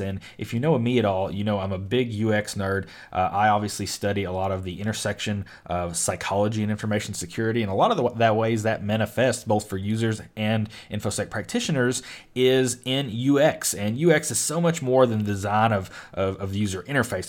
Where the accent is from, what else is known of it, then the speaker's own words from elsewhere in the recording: Western Kentucky, United States; I'm from Kentucky, which bordered Ohio, but I was from Western Kentucky